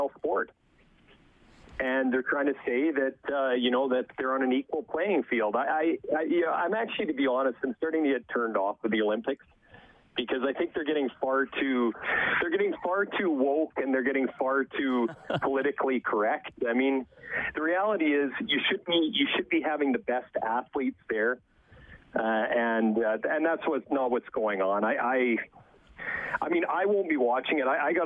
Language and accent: English; Canada; As a Canadian